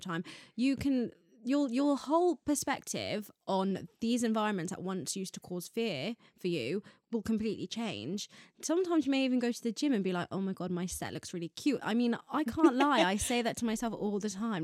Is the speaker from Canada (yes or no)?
no; Ireland; now in United Kingdom; I grew up in Ireland